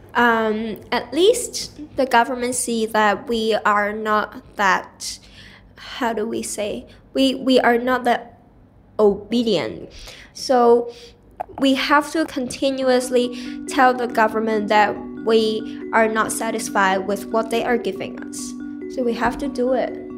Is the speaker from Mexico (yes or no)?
no; Hong Kong; I am born and raised in Hong Kong